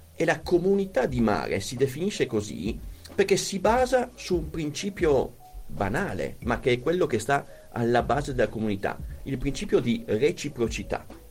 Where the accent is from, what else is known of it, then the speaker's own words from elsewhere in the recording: Bologna, Emilia-Romagna, Italy; io vengo da Bologna